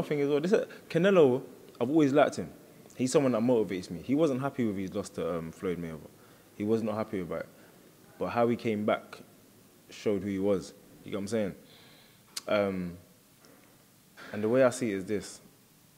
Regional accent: United Kingdom; I'm half Bajan, half Jamaican. But I'm British

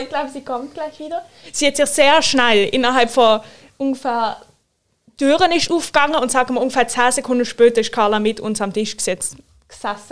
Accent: Switzerland; bei uns in der Schweiz

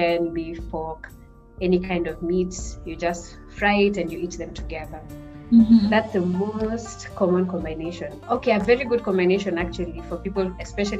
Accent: Kenya; moved away as an adult; now in Ilmenau, Germany; I come from Kenya, and I am currently a master's student

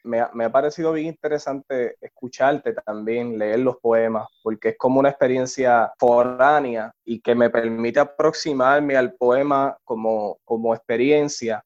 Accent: Puerto Rico; como puertorriqueño

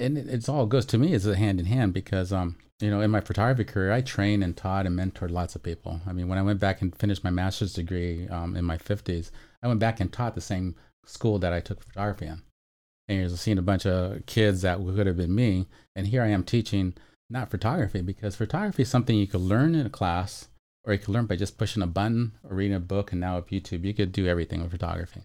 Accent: Chula Vista, California, United States; also born or lived in North County San Diego; I'm Chula Vista gra-, raised, born and raised, hospitaled, and, um, now I'm, of course, in North County

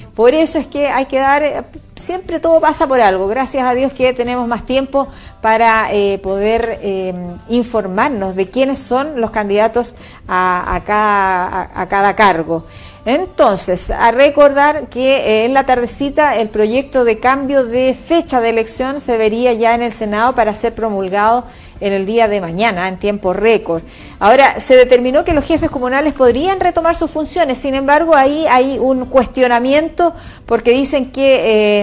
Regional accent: Chile; somos los chilenos

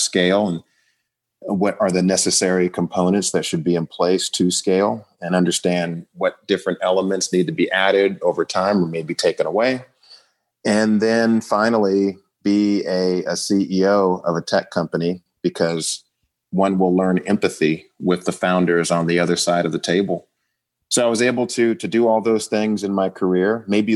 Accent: Oakland, California, United States; also born or lived in Virginia / Chicago; I grew up in the Bay Area in Oakland, California

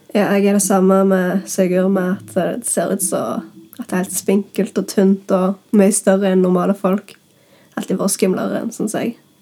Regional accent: Norway; jeg kommer fra Bryna

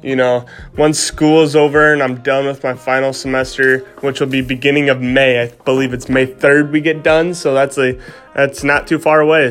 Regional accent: Iowa, United States; sitting in my house in my hometown, and just flipping stuff from my house and not having too much to see um, here in Iowa

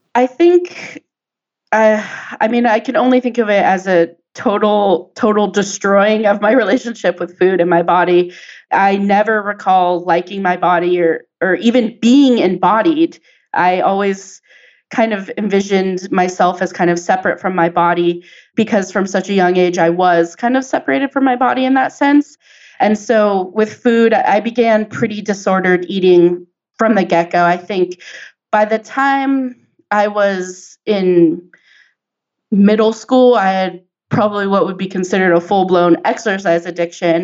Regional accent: San Diego, California, United States; I grew up in San Diego

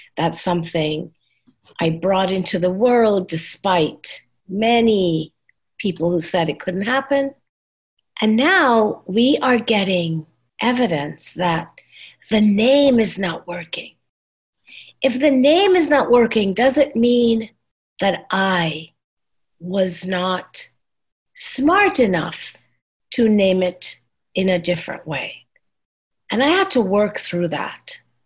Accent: Trinidad & Tobago; moved away as an adult; also born or lived in New York, United States; now in Texas, United States; I came to this country when I was 21 and I said, I'm Trinidadian

